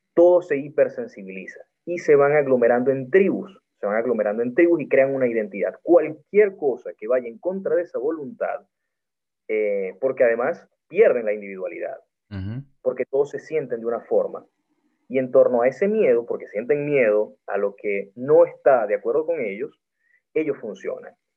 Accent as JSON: {"language": "Spanish", "town": "Maracaibo", "region": "Zulia", "country": "Venezuela", "said": "soy maracucho"}